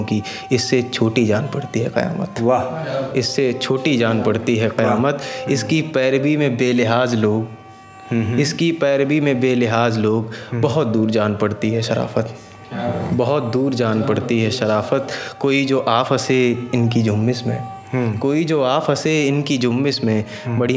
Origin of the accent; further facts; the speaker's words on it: Farrukhabad, Uttar Pradesh, India; now in Silvassa, India; basically मैं फ़रुखाबाद का रहने वाला हूँ और यहाँ सिलवासा में पिछले दो तीन साल से जॉब कर रहा हूँ